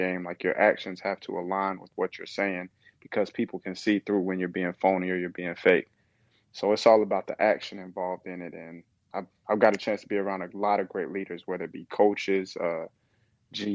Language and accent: English; Kingsport, Tennessee, United States; moved away as an adult; also born or lived in Nashville, Tennessee; now in Charlotte, United States; I'm from Kingsport, Tennessee